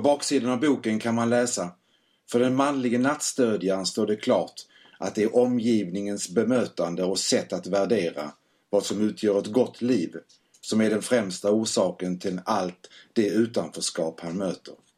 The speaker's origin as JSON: {"language": "Swedish", "town": "Malmö", "region": "Skåne", "country": "Sweden", "accent": "skorrande", "moved": "yes", "lives_now": "Gothenburg, Sweden", "said": "Är ursprungligen från Malmö som säkert hörs på min smått skorrande dialekt"}